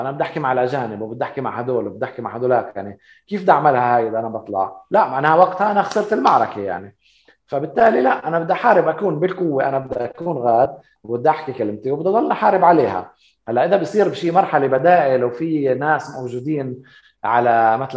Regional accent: Palestine; انا ما بقدر اسمح لحالي انه اقول انا كفلسطيني بدي انسحب منها

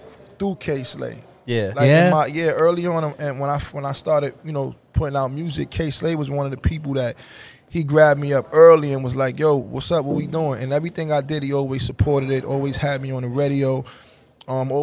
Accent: New York City, New York, United States; I grew up on two sides. I'm originally from University

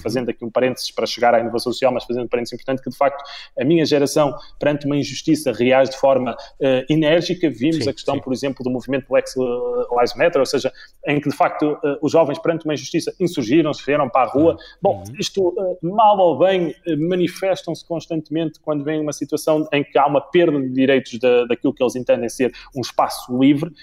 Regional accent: Viana do Castelo, Portugal; eu sou de Viana do Castelo

